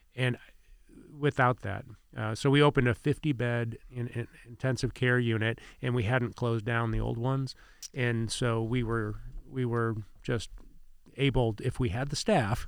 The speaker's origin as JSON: {"language": "English", "region": "Indiana", "country": "United States", "tie": "born or raised there", "also_born_or_lived": "Ohio / Plant City, Florida", "moved": "yes", "lives_now": "Winter Haven, United States", "said": "I grew up in Indiana"}